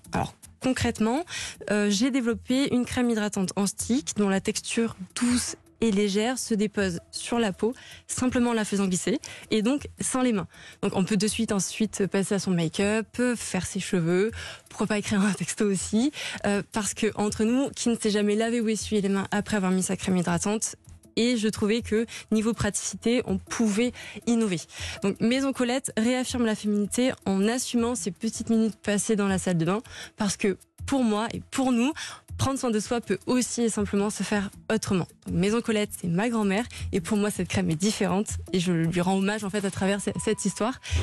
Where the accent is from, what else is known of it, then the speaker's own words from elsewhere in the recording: Avignon, Provence-Alpes-Côte d'Azur, France; je suis originaire d'Avignon